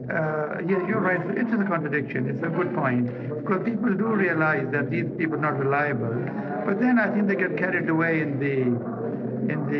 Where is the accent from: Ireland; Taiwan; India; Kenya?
Kenya; Ruiru, Central Province; I come from Central Province myself, and I remember as a child growing up in a place called Ruiru, not very far from here